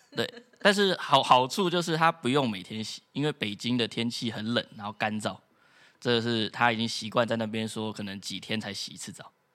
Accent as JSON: {"language": "Chinese", "country": "Taiwan", "said": "我们台湾人在课堂上不敢乱讲话"}